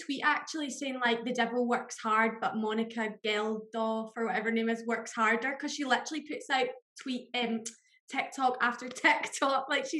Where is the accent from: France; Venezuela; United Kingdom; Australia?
United Kingdom; Glasgow, Scotland; I'm from Glasgow